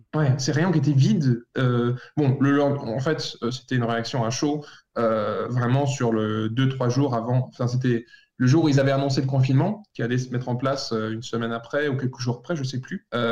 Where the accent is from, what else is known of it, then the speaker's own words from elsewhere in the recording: France; moved away; en tant que Français